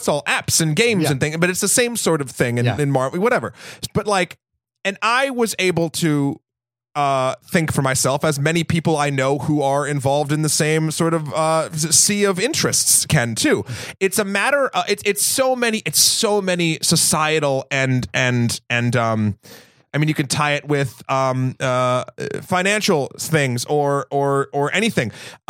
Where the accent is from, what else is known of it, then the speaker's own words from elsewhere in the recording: New England, United States; I'm from New England.